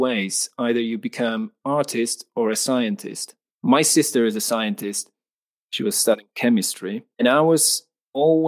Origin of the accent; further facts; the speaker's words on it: Poland; I'm from Poland in Central Europe